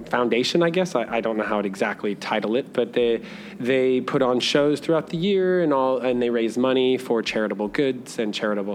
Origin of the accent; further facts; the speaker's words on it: Idaho, United States; from Idaho. Like, I came here not knowing what to expect, not knowing.